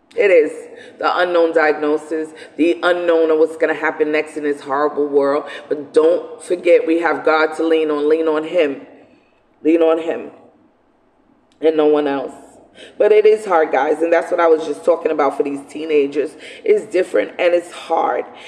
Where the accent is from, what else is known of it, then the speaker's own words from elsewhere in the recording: New York City, New York, United States; growing up in Brooklyn, you know, because I come from Brooklyn